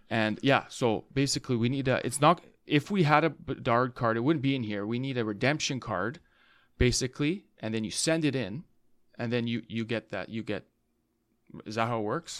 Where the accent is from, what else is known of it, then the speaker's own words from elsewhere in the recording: Vancouver, British Columbia, Canada; we're from Van City here